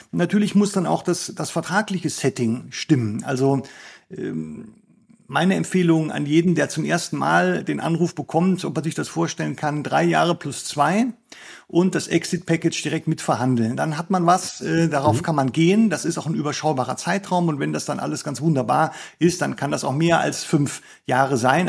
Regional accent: Germany; bei uns in Deutschland

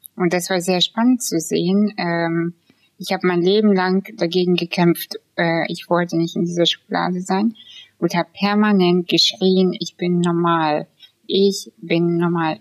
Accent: Kazakhstan; now in Germany; ich bin aus Kasachstan

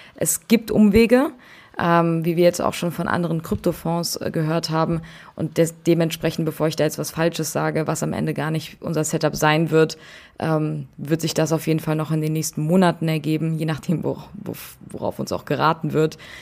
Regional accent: Frankfurt, Hesse, Germany; moved away as an adult; now in Berlin, Germany; ich komme ursprünglich aus Frankfurt und bin zum Studieren nach Berlin gezogen

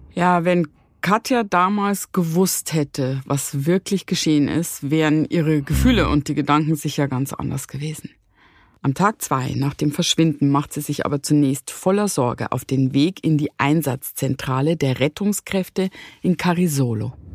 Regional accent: Bavarian Forest, Germany; wir sind ja im bayerischen Wald äh, mhm. groß geworden

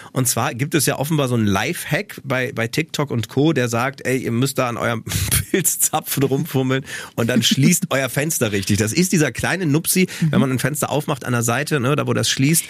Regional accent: Osnabrück, Lower Saxony, Germany; Ich bin ja in Osnabrück aufgewachsen

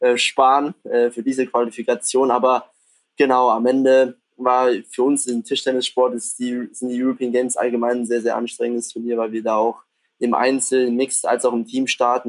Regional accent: near Stuttgart, Baden-Württemberg, Germany; moved away as an adult; now in Düsseldorf, Germany; ich komme ja ursprünglich aus der Nähe von Stuttgart

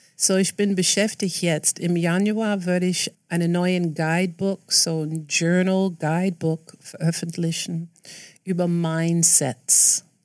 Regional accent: New York City, New York, United States; German is a second language; now in Berlin, Germany; ich bin aufgewachsen in Queens, New York

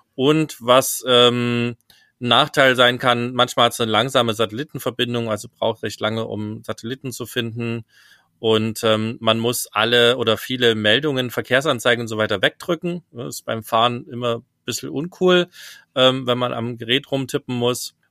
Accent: Germany; als Deutscher

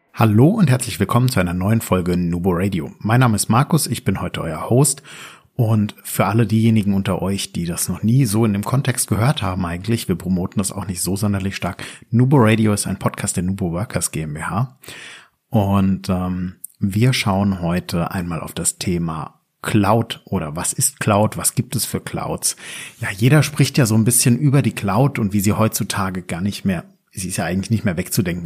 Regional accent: Germany; bei uns in Deutschland

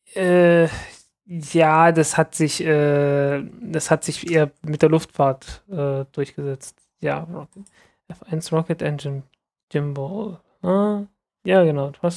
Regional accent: the East, East Germany, Germany; ich bin halt im Osten aufgewachsen

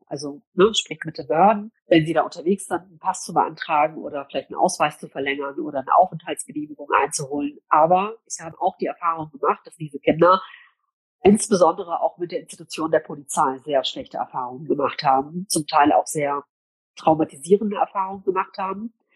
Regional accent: Cologne, North Rhine-Westphalia, Germany; also born or lived in Gelsenkirchen; ab heute bin ich wieder in meiner Heimatstadt in Köln unterwegs

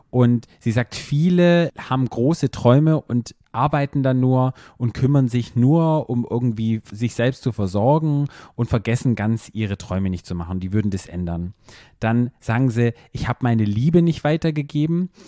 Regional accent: Black Forest, Baden-Württemberg, Germany

